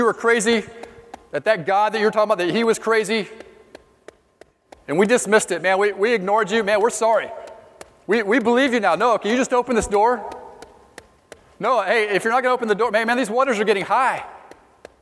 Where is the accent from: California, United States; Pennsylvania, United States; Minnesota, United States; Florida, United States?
Florida, United States; Ocala; I was born in Ocala, Florida, home of Silver Springs